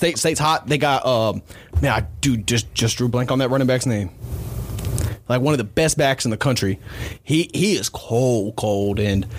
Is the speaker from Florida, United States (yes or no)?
yes; Florida, United States; also born or lived in Georgia; now in Houston, United States; Because I grew up in Florida, and then I lived in Georgia for a couple years right after.